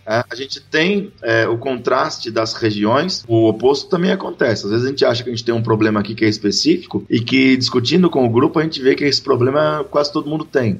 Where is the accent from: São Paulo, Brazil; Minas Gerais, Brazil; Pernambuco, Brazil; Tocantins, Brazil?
São Paulo, Brazil; São Luís do Paraitinga; accent: caipira; do interior de São Paulo, uma cidadezinha chamada São Luís do Paraitinga